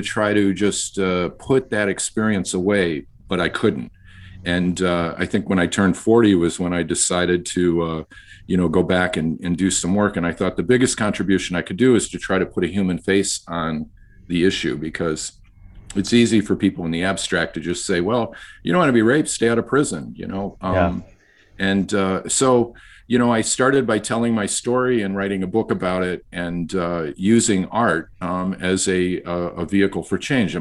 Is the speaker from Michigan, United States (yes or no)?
yes; Dearborn, Michigan, United States; I grew up in Michigan. I'm a Midwest boy